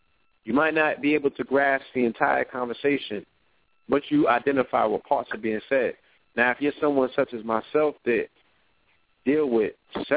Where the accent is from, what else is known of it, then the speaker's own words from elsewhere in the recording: New York City, New York, United States; We grew up in Flatbush, Brooklyn